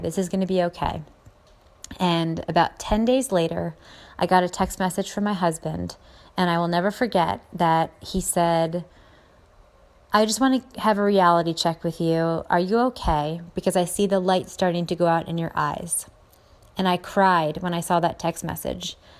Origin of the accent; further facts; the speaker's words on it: Philadelphia, Pennsylvania, United States; I'm from the Philly area